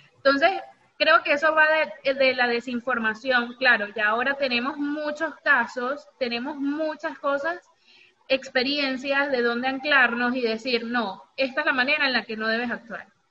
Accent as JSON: {"language": "Spanish", "country": "Venezuela", "tie": "born or raised there", "said": "yo crecí toda mi vida en Venezuela"}